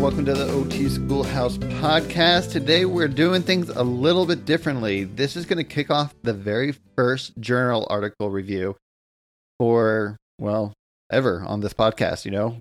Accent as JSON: {"language": "English", "country": "United States", "also_born_or_lived": "Southern California", "said": "I'm an American, um, occupational therapist here in Southern California"}